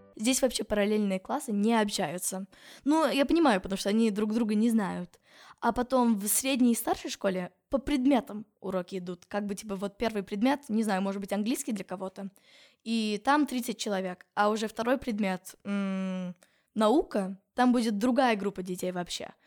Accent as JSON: {"language": "Russian", "region": "California", "country": "United States", "second_language": "Russian", "moved": "yes", "lives_now": "Russia", "said": "я еще из Калифорнии, а там Лос-Анджелес"}